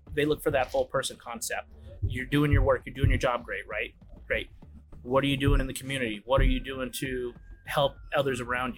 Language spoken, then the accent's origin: English; California, United States; moved away as an adult; also born or lived in Detroit / England; now in Rockwall, Texas, United States; growing up in California